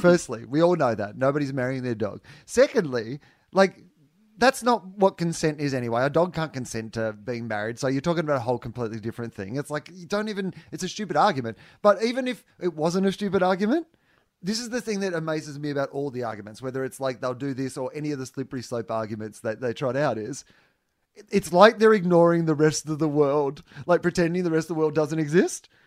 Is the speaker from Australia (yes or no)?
yes; Australia; as an Australian c-, touring comedian internationally